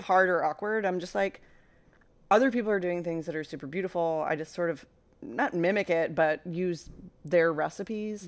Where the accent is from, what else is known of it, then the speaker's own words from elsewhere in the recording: Mid-Atlantic, United States; I grew up in the Mid-Atlantic